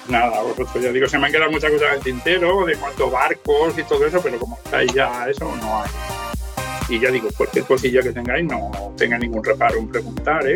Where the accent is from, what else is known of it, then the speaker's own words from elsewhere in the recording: Ayora, Valencian Community, Spain; yo soy de Ayora, del interior de Valencia, y en un pueblo de 5.200 habitantes